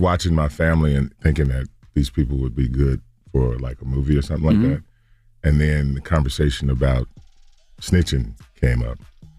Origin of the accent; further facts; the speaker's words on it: Gary, Indiana, United States; No. I mean, you know, but I come from Gary, Indiana, you know, which was the murder capital of the United States for 10 years.